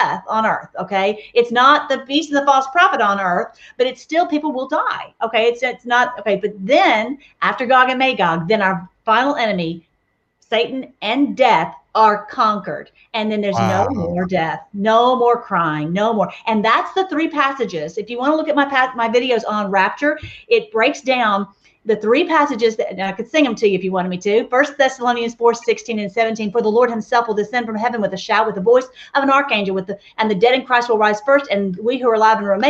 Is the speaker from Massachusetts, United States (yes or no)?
no; Nashville, Tennessee, United States; moved away; I'm from Nashville originally. And so, you know, we say Omer in Tennessee